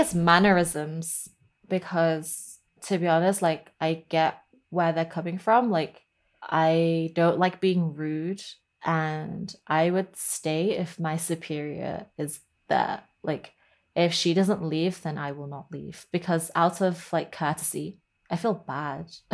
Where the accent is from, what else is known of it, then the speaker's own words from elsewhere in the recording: Lancashire, North West England, United Kingdom; also born or lived in Hong Kong; the one up in Lancashire, since I was, you know, I grew up in that one